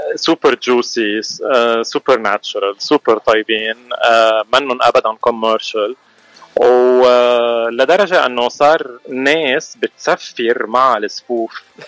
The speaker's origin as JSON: {"language": "Arabic", "town": "Mashghara", "region": "Beqaa", "country": "Lebanon", "moved": "as an adult", "lives_now": "Los Angeles, United States", "said": "نحن اكيد من لبنان من مشغره"}